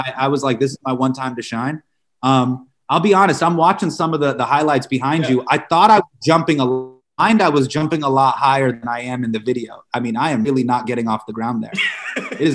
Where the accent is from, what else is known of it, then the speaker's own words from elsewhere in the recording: Sacramento, California, United States; moved away; I grew up in the Sacramento area